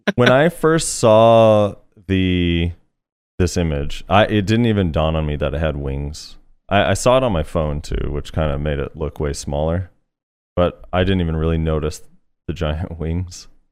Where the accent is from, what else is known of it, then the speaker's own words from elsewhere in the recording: United States; All three of us are American